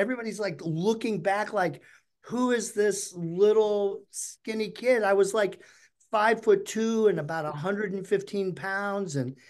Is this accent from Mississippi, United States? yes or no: yes; Mississippi, United States; I grew up in the South, Mississippi